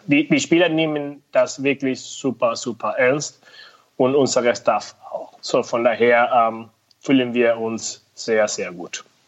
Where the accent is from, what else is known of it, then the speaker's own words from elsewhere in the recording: Venezuela; German is a second language; moved away as an adult; also born or lived in United States; now in Höhr-Grenzhausen, Germany; ich komme aus Venezuela